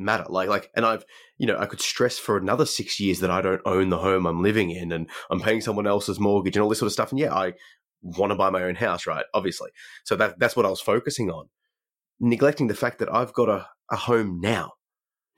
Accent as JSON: {"language": "English", "country": "Australia", "said": "we are both from Australia."}